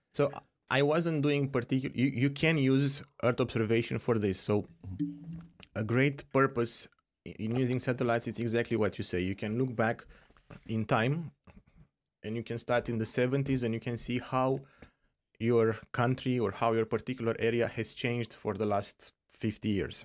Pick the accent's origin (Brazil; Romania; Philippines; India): Romania; moved away; I'm from Romania originally